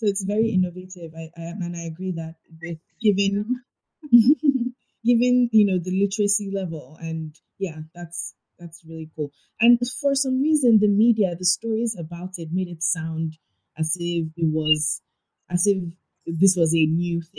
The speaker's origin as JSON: {"language": "English", "country": "Nigeria", "said": "I'm a Nigerian."}